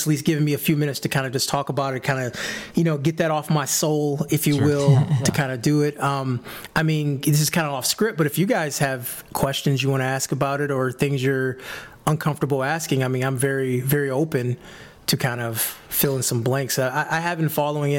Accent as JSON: {"language": "English", "town": "Detroit", "region": "Michigan", "country": "United States", "tie": "born or raised there", "said": "I was born and raised in Detroit, Michigan"}